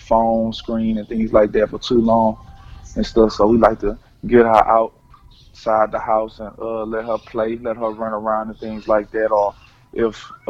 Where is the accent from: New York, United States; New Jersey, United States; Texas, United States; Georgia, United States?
Texas, United States; Beaumont; moved away as an adult; also born or lived in Austin, Texas; now in Winnipeg, Canada; me growing up in Beaumont, Texas